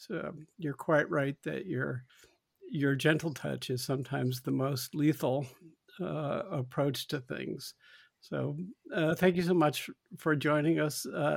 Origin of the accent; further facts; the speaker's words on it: Washington, District of Columbia, United States; as a child of the late 60s growing up in Washington